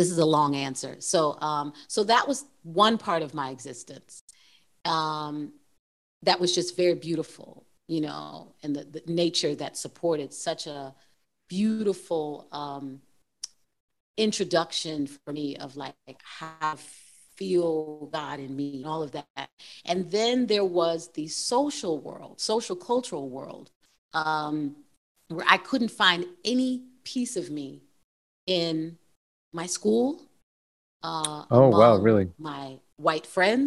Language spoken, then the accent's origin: English; Plymouth, Massachusetts, United States; We grew up in Plymouth, Massachusetts on 300 acres of land